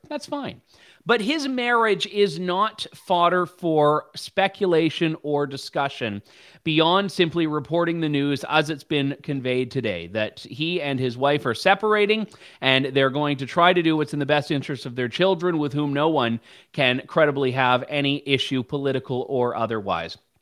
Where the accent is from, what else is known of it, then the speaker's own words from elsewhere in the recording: Canada; as a Canadian taxpayer